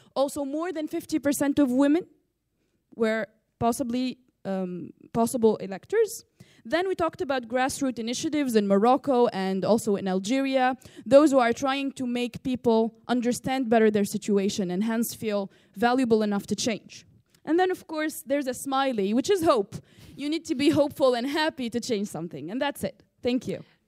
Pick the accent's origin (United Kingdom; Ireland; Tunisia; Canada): Tunisia; from Tunisia